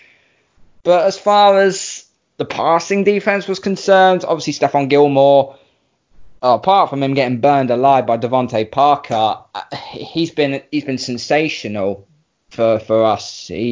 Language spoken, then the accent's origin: English; United Kingdom; I'm British